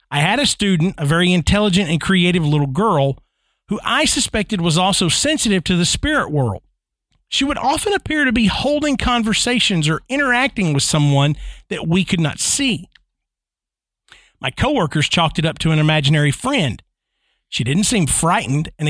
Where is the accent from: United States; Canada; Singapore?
United States; Ann Arbor, Michigan; moved away; I grew up in the Ann Arbor, Michigan area. Here we are, Michigan again.